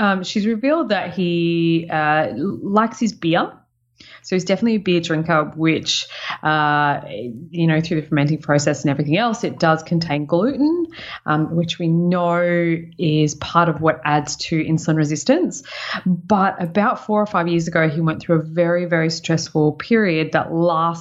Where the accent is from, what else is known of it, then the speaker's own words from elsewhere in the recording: Sunshine Coast, Queensland, Australia; moved away; It's what I'm claiming as my hometown